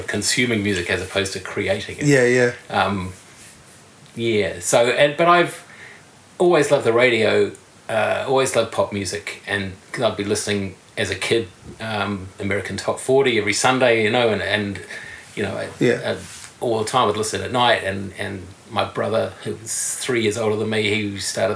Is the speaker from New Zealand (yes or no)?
yes; Auckland, New Zealand; moved away as an adult; also born or lived in England; now in Wellington, New Zealand; I grew up in Auckland, and I went back to Auckland.